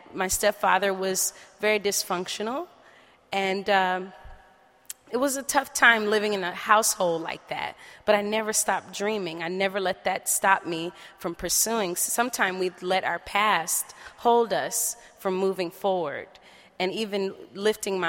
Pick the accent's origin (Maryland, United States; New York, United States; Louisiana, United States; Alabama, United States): Louisiana, United States; New Orleans; moved away; also born or lived in Oakland, California; originally from New Orleans, Louisiana, and grew up in Holly Grove area where … and all them from